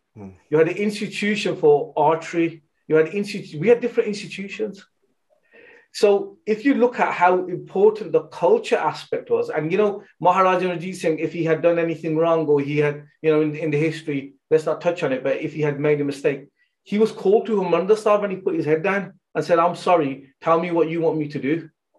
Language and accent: English; United Kingdom; You know, we're British Sikhs, really. That's what we are, yeah? And we have love for Punjab. We're proud to be Punjabi as well, yeah?